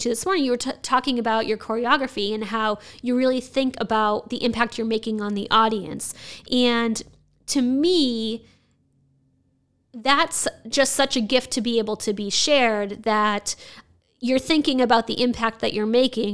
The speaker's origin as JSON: {"language": "English", "town": "Nashua", "region": "New Hampshire", "country": "United States", "tie": "born or raised there", "said": "I was born and raised in Nashua"}